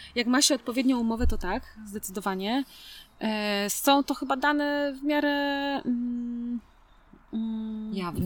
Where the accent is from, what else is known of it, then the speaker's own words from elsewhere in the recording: Poland; moved away; pochodzę z kultury bezpośredniej. Jak u nas, e, ktoś się pyta w Polsce